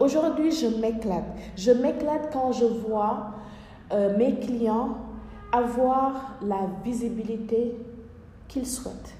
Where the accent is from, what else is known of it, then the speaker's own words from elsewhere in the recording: Senegal; moved away; chez moi, dans mon pays natal, au Sénégal